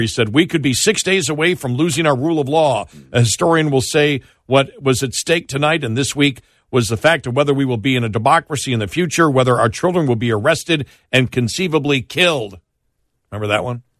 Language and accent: English; Buffalo, New York, United States; now in Dallas, United States; when I grew up in Buffalo